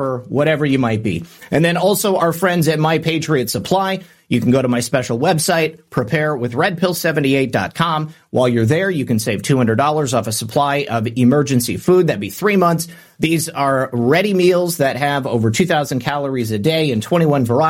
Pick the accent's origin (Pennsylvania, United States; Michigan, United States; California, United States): Michigan, United States; moved away; former Michigander. Well, I guess maybe I'm always a Michigander. I'm just no longer a Michigan resident